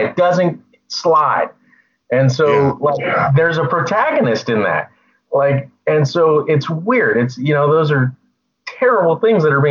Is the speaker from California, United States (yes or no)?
yes; Novato, California, United States; I grew up in Novato, California